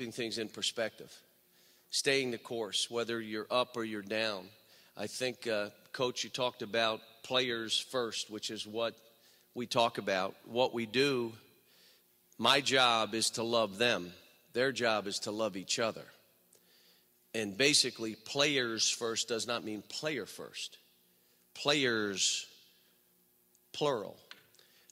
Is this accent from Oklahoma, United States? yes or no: no; Western Pennsylvania, United States; now in Kentucky, United States; I grew up in Western PA